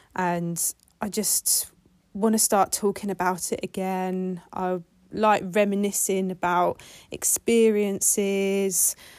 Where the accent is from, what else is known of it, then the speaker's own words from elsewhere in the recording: Kent, South East England, United Kingdom; now in Manchester, United Kingdom; I'm originally from Kent